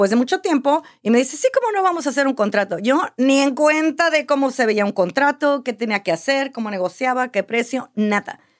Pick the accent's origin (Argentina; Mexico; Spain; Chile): Mexico; now in United States; Mira, desde que yo me vine a Estados Unidos de México, siempre había querido comprar una casa, comprar un apartamento, algo así.